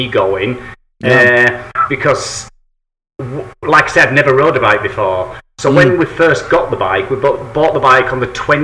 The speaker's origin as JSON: {"language": "English", "region": "England", "country": "United Kingdom", "said": "I'm an Englishman."}